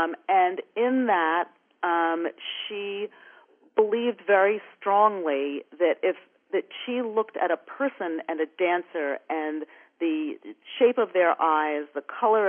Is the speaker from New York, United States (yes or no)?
yes; New York, United States; I was lucky enough to be brought up in New York